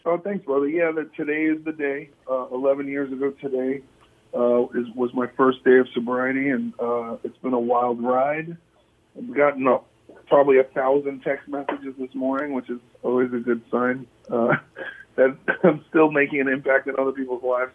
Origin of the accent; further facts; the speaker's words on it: New York City, New York, United States; I'm from New York City